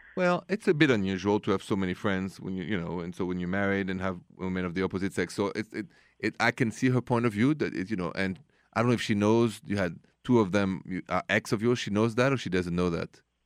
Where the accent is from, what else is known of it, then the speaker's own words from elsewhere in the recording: Paris, Île-de-France, France; accent: French; English is a second language; moved away as an adult; now in United States; this accent is French, Français, straight from Paris. But I've been here many, many years, and I'm even American now